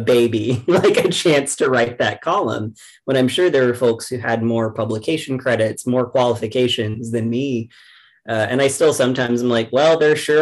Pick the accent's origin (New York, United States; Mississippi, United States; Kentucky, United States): Kentucky, United States; rural; I grew up in the South, so I'm from rural Kentucky